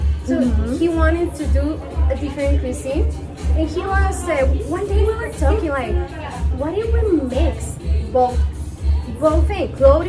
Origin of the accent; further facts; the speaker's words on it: Guatemala City, Guatemala Department, Guatemala; moved away as an adult; now in Antigua, Guatemala; I'm from Guatemala City, that's where I was born. But I moved here to Antigua like 7 years ago, maybe.